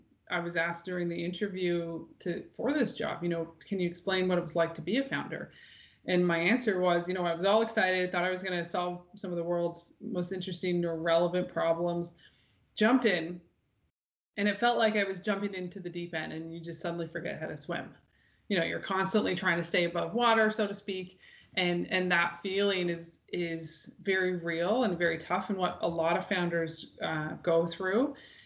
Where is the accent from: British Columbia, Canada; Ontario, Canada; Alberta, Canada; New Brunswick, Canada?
New Brunswick, Canada; also born or lived in Newfoundland / Winnipeg; I'm originally from New Brunswick, but having the chance to come back here as an adult with my own family was sort of too good to be true.